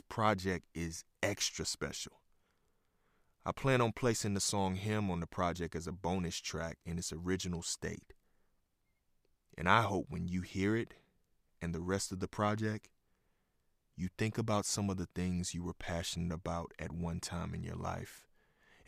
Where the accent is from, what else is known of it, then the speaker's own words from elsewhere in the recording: Houston, Texas, United States; moved away; also born or lived in Oklahoma City; I'm from Houston